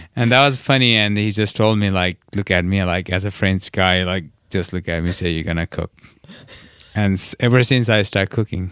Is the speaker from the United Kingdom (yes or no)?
no; Nepal; also born or lived in New York; now in Nantucket, United States; I'm from Nepal